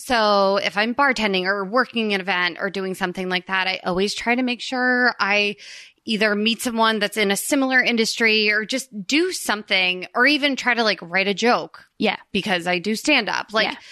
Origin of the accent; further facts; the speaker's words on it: Princeton, New Jersey, United States; I grew up in Princeton, New Jersey